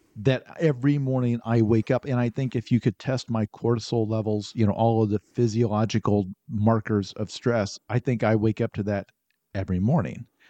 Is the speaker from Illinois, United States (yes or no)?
yes; southern Illinois, United States; In rural Illinois, town of about four thousand people. In, in southern Illinois